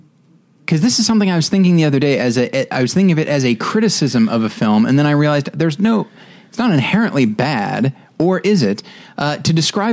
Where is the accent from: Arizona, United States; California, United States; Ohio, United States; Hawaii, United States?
California, United States; born or raised there; moved away as an adult